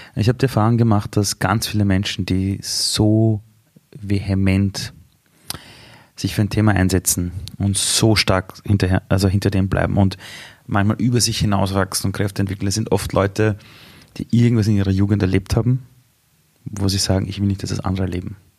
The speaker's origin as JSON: {"language": "German", "region": "Vienna", "country": "Austria", "tie": "born or raised there", "said": "Ich bin in Simmering aufgewachsen"}